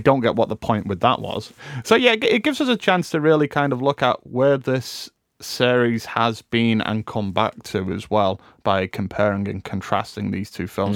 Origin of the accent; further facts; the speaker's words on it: United Kingdom; we as a British people